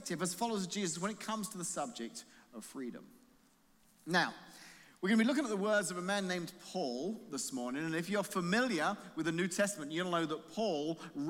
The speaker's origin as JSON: {"language": "English", "region": "England", "country": "United Kingdom", "moved": "yes", "lives_now": "United States", "said": "being an Englishman"}